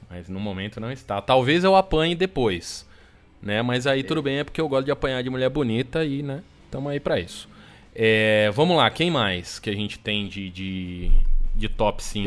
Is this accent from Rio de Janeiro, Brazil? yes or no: no; São Paulo, Brazil; 33 anos, nascido e criado em São Paulo